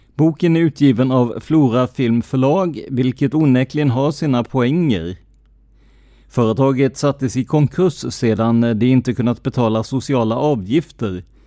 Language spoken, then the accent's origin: Swedish; Karlskrona, Blekinge, Sweden; min hemstad Karlskrona.